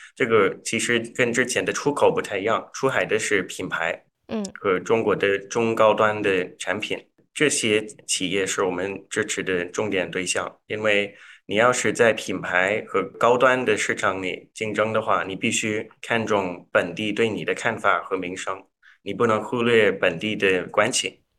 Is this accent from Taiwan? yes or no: no; Canada; Chinese is a second language; moved away as an adult; also born or lived in Toronto / Zhengzhou, China; now in New York, United States; 我是，呃，加拿大人，所以嗯我，我们现在所在的地方是纽约嘛，所以在这边我经常也说我是，在这里也是老外